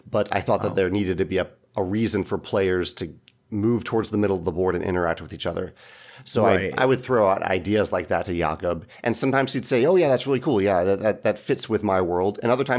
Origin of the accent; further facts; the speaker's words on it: Chesterfield, Virginia, United States; now in St. Louis, United States; I grew up in Chesterfield, Virginia, which is right near Richmond, Virginia.